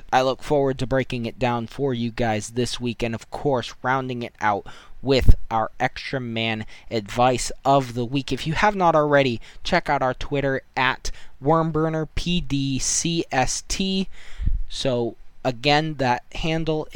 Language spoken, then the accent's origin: English; United States; myself being American